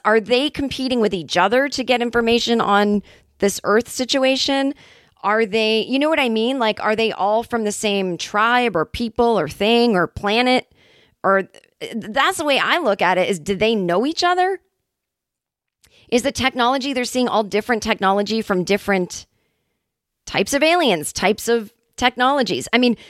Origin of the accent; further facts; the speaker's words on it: California, United States; And I'm like, yeah, well, I mean, I'm from California.